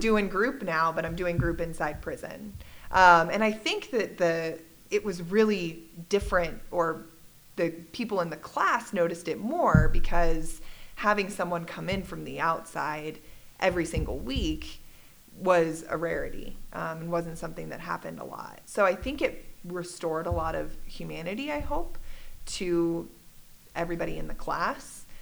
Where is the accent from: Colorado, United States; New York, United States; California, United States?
Colorado, United States; Littleton; I grew up in Littleton, Colorado. I'm one of those rare Colorado natives